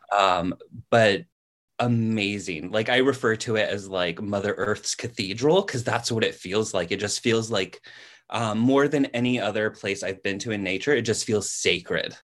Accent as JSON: {"language": "English", "region": "California", "country": "United States", "tie": "born or raised there", "also_born_or_lived": "New England", "moved": "as an adult", "said": "I'm naturally, uh, from California. Like, I'm a California native."}